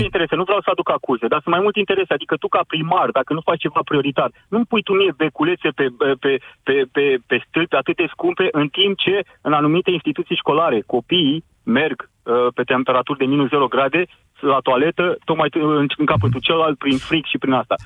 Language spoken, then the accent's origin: Romanian; Constanța, Constanța County, Romania; orașul meu natal, unde, unde de altfel și sunt și locuiesc